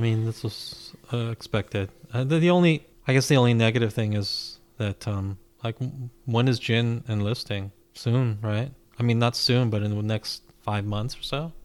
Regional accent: United States; as an American fan

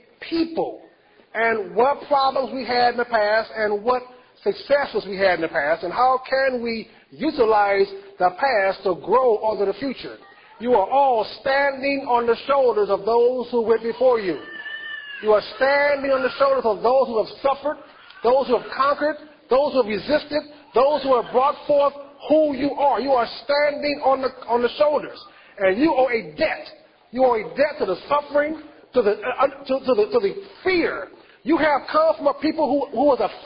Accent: United States; if I'm not American, who is?

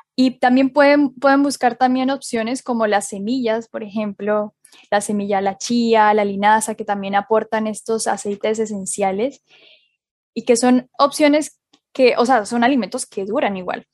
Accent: Colombia; now in Chile; yo soy colombiana y en Colombia se come maduro frito todos los días

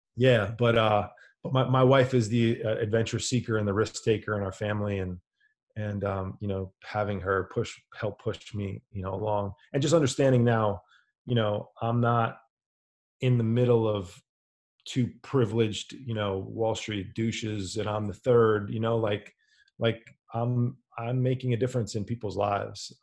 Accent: New York City area, New Jersey, United States; I'm from the New York City area, New Jersey

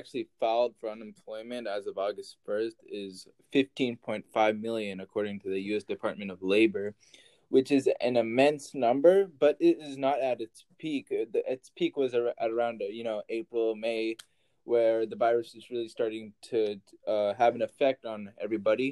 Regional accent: Texas, United States; I'm from Texas

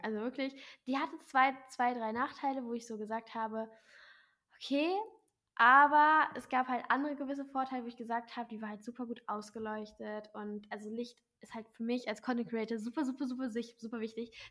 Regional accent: near Braunschweig, Hanover, Lower Saxony, Germany; moved away as an adult; now in Hamburg, Germany; ich komme aus Nähe Braunschweig, Hannover

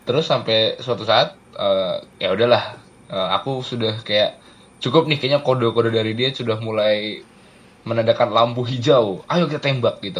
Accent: Yogyakarta, Special Region of Yogyakarta, Indonesia; Aku ini orang Jogja asli loh.

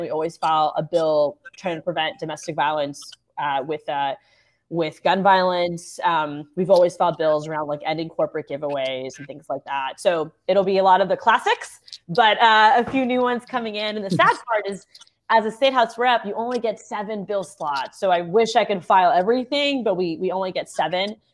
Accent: Orlando, Florida, United States; the love for my hometown

